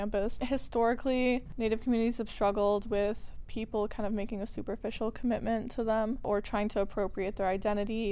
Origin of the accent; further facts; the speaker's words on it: Evanston, Illinois, United States; I went to ETHS. I'm from Evanston